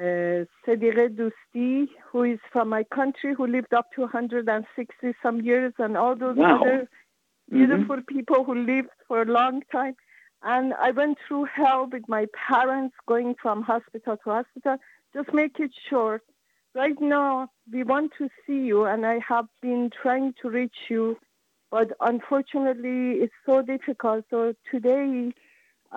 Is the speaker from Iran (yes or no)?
yes; Iran; English is a second language; moved away; I'm from Iran originally